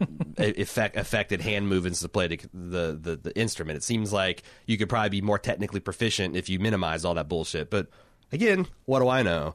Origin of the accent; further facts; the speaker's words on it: United States; I'm an American